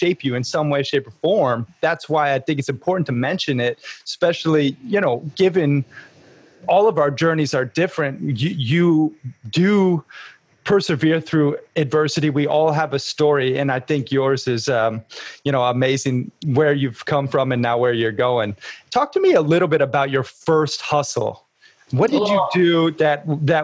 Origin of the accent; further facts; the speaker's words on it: United States; moved away; also born or lived in Montana / Sarasota, Florida; I grew up half in Montana, half in Sarasota, Florida